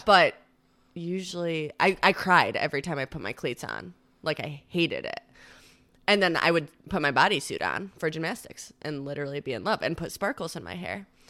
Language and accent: English; Victor, New York, United States; I am from Rochester, New York. I grew up in a little town, or I guess it's kind of a big town called Victor